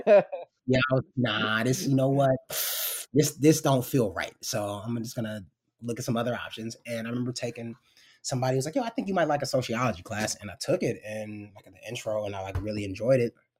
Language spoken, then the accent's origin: English; New York City, New York, United States; moved away as an adult; also born or lived in Seattle / Memphis, Tennessee / Los Angeles / Portland, Oregon; grew up in New York City, primarily. Uh, grew up in New York, was born in Harlem, lived in the Bronx, uh, a little bit in middle school and in high school